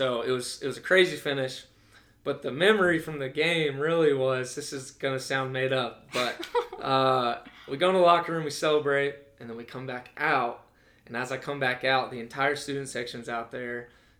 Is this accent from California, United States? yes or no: no; Birmingham, Alabama, United States; But I am from Alabama. That's where my roots are. Grew up in Birmingham.